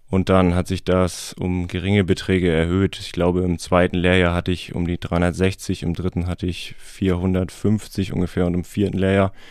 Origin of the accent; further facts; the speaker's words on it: Heikendorf, Schleswig-Holstein, Germany; ich bin 30, ich komme aus Heikendorf